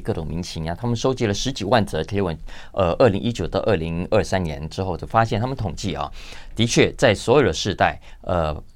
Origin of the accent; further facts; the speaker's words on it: Taiwan; 我们在台湾所有在压力中求学长大的